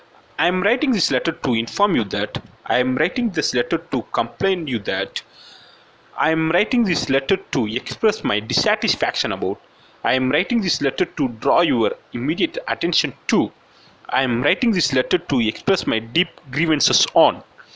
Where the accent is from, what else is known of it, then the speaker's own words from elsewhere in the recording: Theni, Tamil Nadu, India; English is a second language; I hail from Theni, a small town in Tamil Nadu.